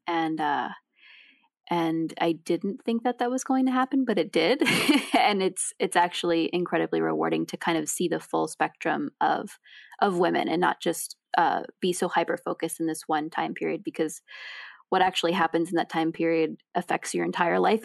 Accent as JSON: {"language": "English", "town": "New York City", "region": "New York", "country": "United States", "tie": "born or raised there", "said": "I grew up in New York City"}